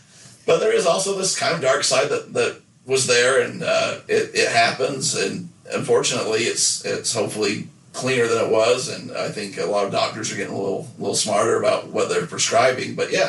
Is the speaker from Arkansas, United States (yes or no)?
no; Nephi, Utah, United States; I definitely do. I did it at the time, but after I left Nephi and went to some other places and saw some other things, I do think it was a bit of a bubble